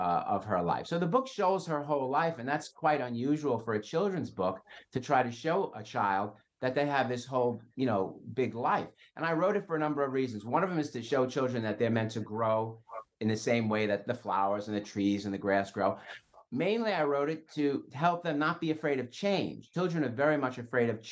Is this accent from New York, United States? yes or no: yes; New York City, New York, United States; I'm Italian. I grew up in Brooklyn.